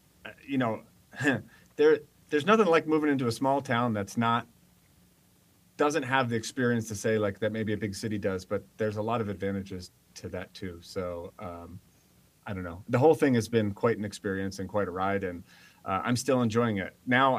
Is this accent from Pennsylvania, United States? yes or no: yes; northeast of Philadelphia, Pennsylvania, United States; moved away as an adult; also born or lived in Los Angeles, California; now in Salmon, Idaho, United States; I'm from Pennsylvania area, northeast of Philadelphia. I left after university out to Los Angeles and spent my formidable adult years out in Los Angeles. And then somehow via throwing a dart at a map ended up in Salmon, Idaho.